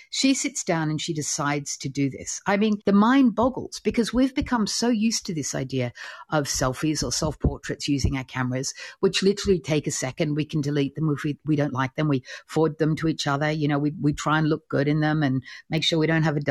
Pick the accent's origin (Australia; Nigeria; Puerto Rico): Australia; I'm Australian